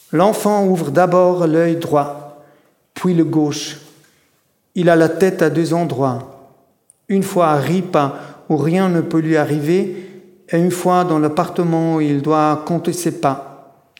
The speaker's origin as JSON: {"language": "French", "country": "Switzerland", "tie": "born or raised there", "said": "je suis né en Suisse"}